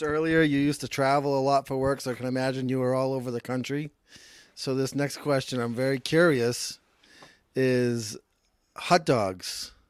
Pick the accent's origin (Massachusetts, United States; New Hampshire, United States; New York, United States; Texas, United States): Massachusetts, United States; I'm from Massachusetts